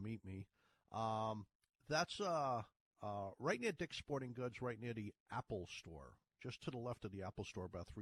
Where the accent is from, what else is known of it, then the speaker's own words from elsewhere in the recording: Ireland; accent: Irish; moved away; you hear my Irish? I said 30s. I was born in Ireland.